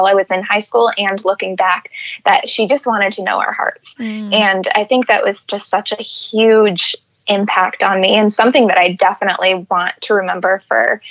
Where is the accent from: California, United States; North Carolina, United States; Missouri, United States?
California, United States; moved away as an adult; also born or lived in Seattle, Washington; now in Michigan, United States; I grew up in California, and then I went to school in Seattle